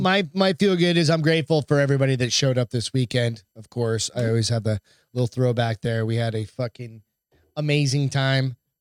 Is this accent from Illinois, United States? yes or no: no; Hampton, New Hampshire, United States; I grew up in Hampton, New Hampshire